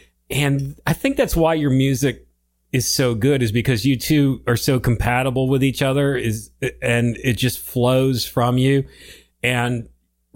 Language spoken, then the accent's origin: English; Connecticut, United States; now in South Carolina, United States; I'm from Connecticut and I live in South Carolina